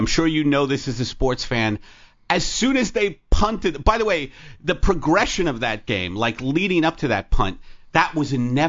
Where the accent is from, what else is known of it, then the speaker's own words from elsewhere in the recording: New York, United States; accent: New York; I'm from New York